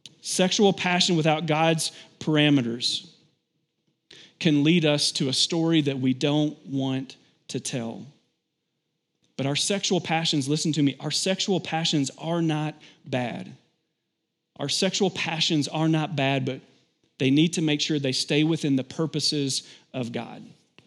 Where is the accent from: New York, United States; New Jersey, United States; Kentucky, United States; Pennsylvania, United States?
Kentucky, United States; I grew up in Kentucky, and so it's pretty common to have fields by your house.